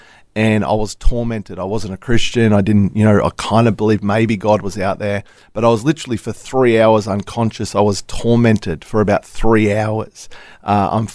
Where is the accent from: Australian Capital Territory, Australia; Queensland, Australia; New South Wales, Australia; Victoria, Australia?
Victoria, Australia; Melbourne; now in Gold Coast, Australia; I was born in Melbourne